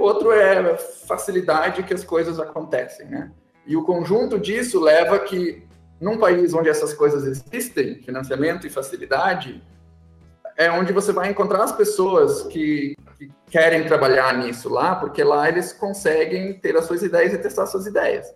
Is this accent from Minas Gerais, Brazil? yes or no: no; São Leopoldo, Rio Grande do Sul, Brazil; accent: gaúcho; moved away as an adult; now in São Paulo, Brazil; Eu, eu sou de São Leopoldo, que é uma cidade na região metropolitana de Porto Alegre, e adquiri meu sotaque lá, e mesmo anos morando longe, ele não vai embora.